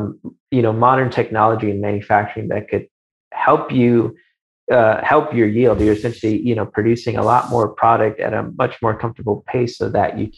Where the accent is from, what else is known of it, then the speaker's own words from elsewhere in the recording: Chicago, Illinois, United States; I grew up in Chicago.